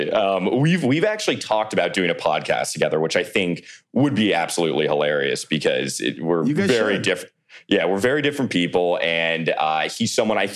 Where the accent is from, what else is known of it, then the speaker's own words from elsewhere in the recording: McLean, Virginia, United States; now in New York, United States; Yes, I'm from Virginia originally, outside of Washington, D.C.